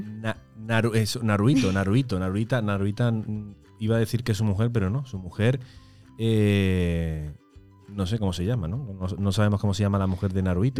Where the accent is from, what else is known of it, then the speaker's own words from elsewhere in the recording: Córdoba, Andalusia, Spain; nosotros tenemos ya aquí en Córdoba, porque nosotros somos de Córdoba